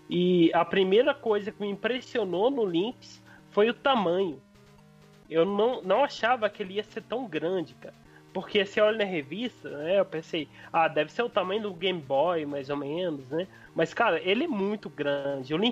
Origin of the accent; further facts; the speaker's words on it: Frutal, Minas Gerais, Brazil; Eu sou de Frutal, Minas Gerais, uma cidade que na época tinha 40 mil habitantes, então era impossível.